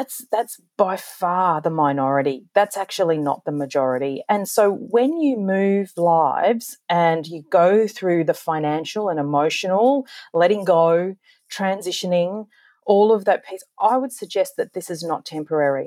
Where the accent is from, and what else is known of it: Australia